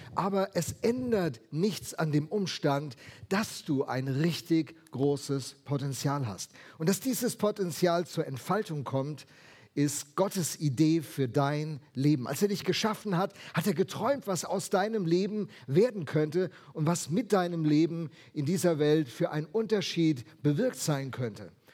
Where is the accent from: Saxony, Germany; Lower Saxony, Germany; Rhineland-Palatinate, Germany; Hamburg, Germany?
Rhineland-Palatinate, Germany; Rheinhessen; Ich komme ja aus Rheinhessen